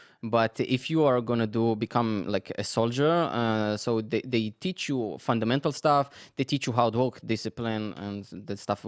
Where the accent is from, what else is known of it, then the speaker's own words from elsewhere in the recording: Netanya, Central District, Israel; moved away; I grew up in Netanya. So Netanya is in the middle, kind of very, very close to Herzliya, Tel Aviv.